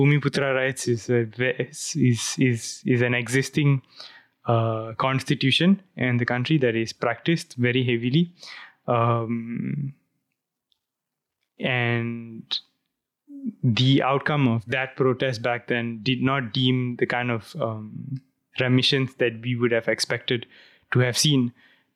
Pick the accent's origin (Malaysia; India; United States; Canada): Malaysia; as a Malaysian